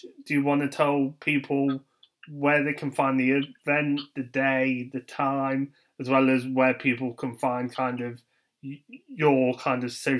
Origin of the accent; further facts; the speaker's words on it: Derby, East Midlands, United Kingdom; me being from Derby and you doing such a big event near kind of my hometown